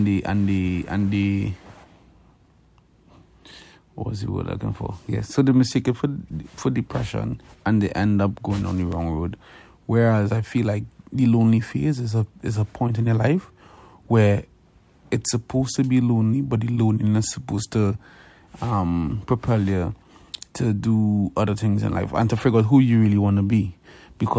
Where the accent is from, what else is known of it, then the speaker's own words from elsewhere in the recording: Trinidad & Tobago; moved away as an adult; now in Canada; I'm from Trinidad and Tobago. I came to Canada in 2011